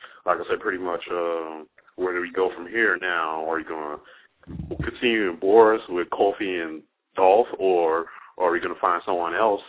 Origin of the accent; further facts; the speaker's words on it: Chicago, Illinois, United States; I'm still from Chicago.